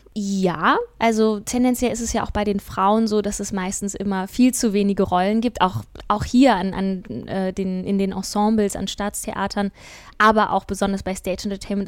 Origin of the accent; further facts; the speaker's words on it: Kassel, Hesse, Germany; also born or lived in Sweden; now in Hamburg, Germany; hier wieder in meiner Heimatstadt in Kassel unterwegs